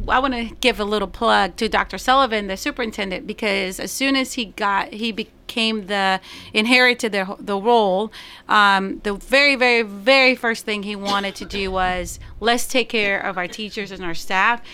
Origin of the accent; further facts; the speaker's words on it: Puerto Rico; first language Spanish; English is a second language; also born or lived in Florida / Nashville, Tennessee / Knoxville, Tennessee; now in Murfreesboro, United States; I'm from origin originally from Puerto Rico